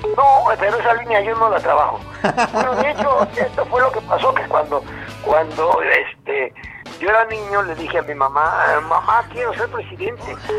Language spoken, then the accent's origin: Spanish; Puebla, Mexico; Los poblanos